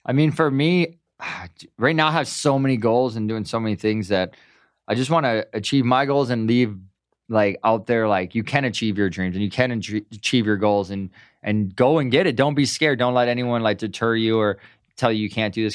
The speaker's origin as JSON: {"language": "English", "town": "Milwaukee", "region": "Wisconsin", "country": "United States", "tie": "born or raised there", "moved": "as an adult", "lives_now": "Southern California, United States", "said": "I'm from Milwaukee"}